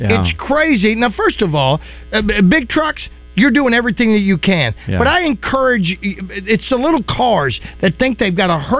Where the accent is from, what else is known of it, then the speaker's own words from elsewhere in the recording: Hot Springs, Arkansas, United States; I am from Hot Springs, Arkansas. Born and raised and left a little bit of DNA down there in several streets.